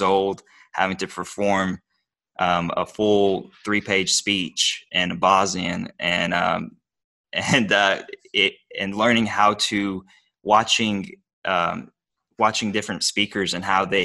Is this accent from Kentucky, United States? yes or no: yes; Bowling Green, Kentucky, United States; accent: Kentucky; English is a second language; I grew up in Bowling Green, Kentucky. I was born and raised here.